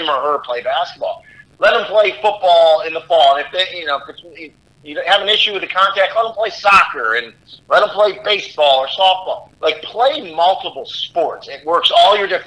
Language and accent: English; Rochester, New York, United States; moved away as an adult; also born or lived in Massachusetts; now in Orlando, United States; I'm from Rochester, New York, originally. So that's where I went to high school